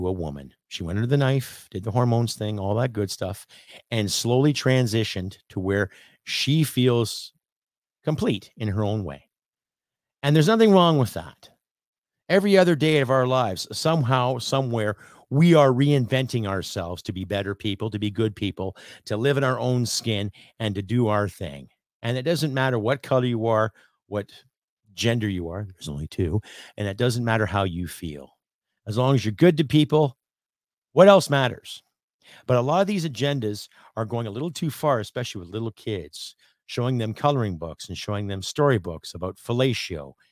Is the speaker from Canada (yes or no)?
yes; Canada; I am Canadian